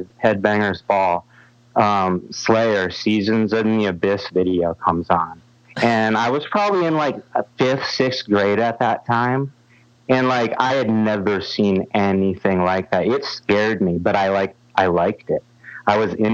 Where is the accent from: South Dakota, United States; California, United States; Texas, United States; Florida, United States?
South Dakota, United States; Sioux Falls; I was getting to see all those bands in my hometown